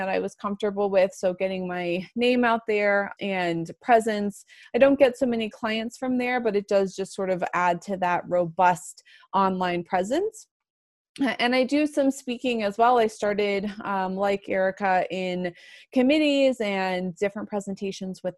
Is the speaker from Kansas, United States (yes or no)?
no; Florida, United States; moved away as an adult; also born or lived in Atlanta, Georgia; now in Colorado, United States; I went to law school in Atlanta and I'm from Florida